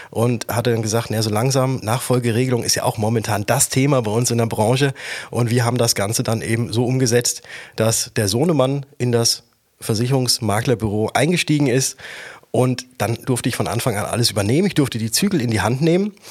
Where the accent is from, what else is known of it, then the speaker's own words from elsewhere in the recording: Würzburg, Bavaria, Germany; Bin dann wieder zurück von Stuttgart, wie ich anfangs sagte, nach Würzburg gegangen, wo ich herkomme